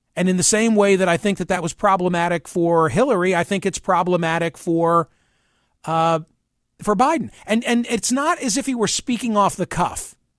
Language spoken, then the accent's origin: English; Pennsylvania, United States; my home state of Pennsylvania